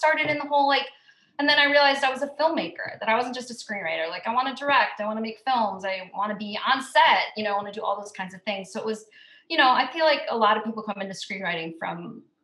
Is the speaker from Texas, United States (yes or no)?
no; Hastings, Minnesota, United States; moved away; also born or lived in New York; I grew up in a small town, Hastings, Minnesota